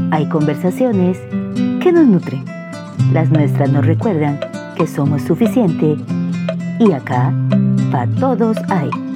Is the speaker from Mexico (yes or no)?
no; Costa Rica; como buena tica, hablaba el español